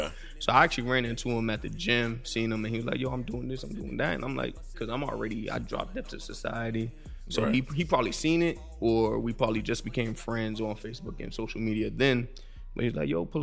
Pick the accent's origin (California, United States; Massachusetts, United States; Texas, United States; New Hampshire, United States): Massachusetts, United States; Boston; accent: Haitian; I'm from Dorchester